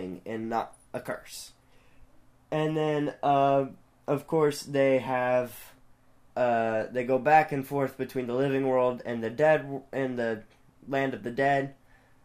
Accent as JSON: {"language": "English", "region": "the South", "country": "United States", "tie": "born or raised there", "said": "I'm from the South. Y'all from, like, up. Well, technically, my family's from up north, but I live my whole life in the South"}